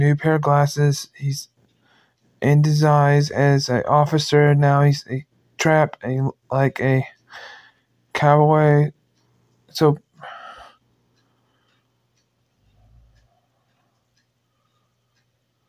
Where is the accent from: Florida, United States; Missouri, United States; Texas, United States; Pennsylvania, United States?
Missouri, United States; I'm from Missouri